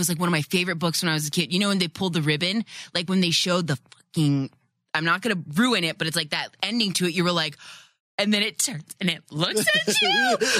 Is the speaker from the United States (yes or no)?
yes; California, United States; I grew up in California